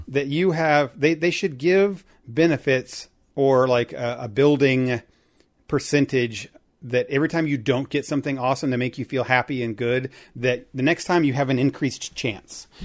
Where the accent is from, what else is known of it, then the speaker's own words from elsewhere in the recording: Indiana, United States; I grew up in Indiana